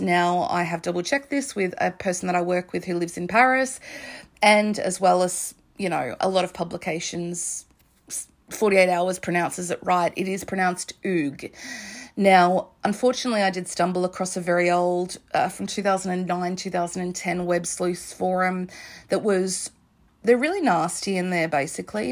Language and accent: English; Australia; I'm Australian, I'm on the other side of the world